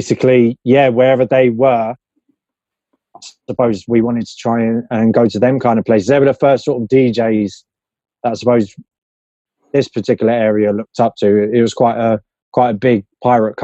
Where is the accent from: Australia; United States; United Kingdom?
United Kingdom; London; I grew up in West London, Shepherd's Bush